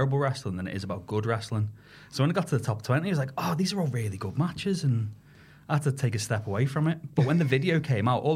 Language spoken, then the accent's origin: English; the Wirral, North West England, United Kingdom; I am on the wrong side of the Mersey. I am from the Wirral